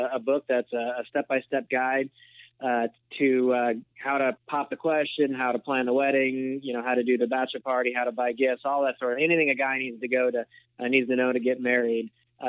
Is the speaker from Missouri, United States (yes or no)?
yes; St. Louis, Missouri, United States; moved away as an adult; also born or lived in Los Angeles, California; now in Overland Park, Kansas, United States; I grew up in the St. Louis area, so spent about 8 years in LA, and now back in the Midwest